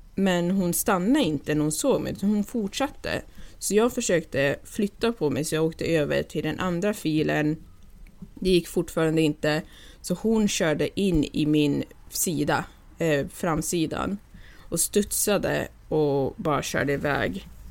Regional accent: Gävle, Gävleborg County, Sweden; now in Newport Beach, United States; jag kommer ändå från Gävle

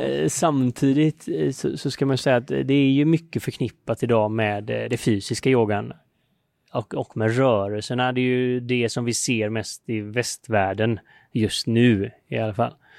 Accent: Sweden; now in India; hemma i Sverige

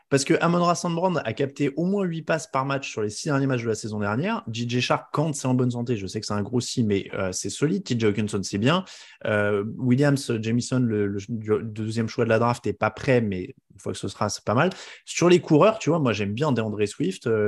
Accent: France; chez nous en France.

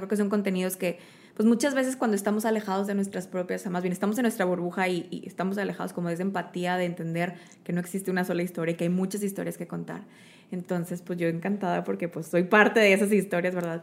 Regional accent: Mexico; soy mexicano, tengo pelo café

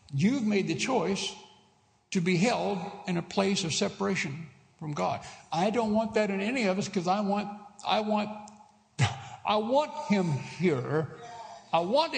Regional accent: United States; moved away; I am an American citizen

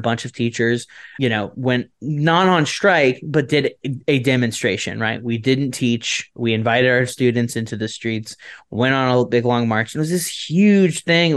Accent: Florida, United States; I'm from Florida

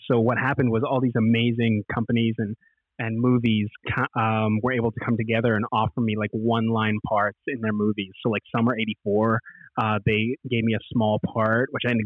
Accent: Edmonton, Alberta, Canada; I'm from Edmonton.

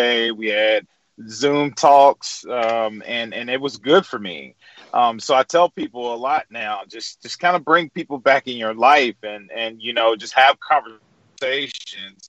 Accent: Edwards, Mississippi, United States; now in Jackson, United States; I grew up in Edwards with no shoes on, chasing blueberries and digging up sweet potatoes

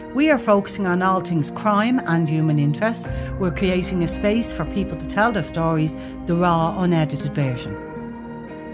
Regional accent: Dublin, Leinster, Ireland; accent: Dub; I grew up in Artane.

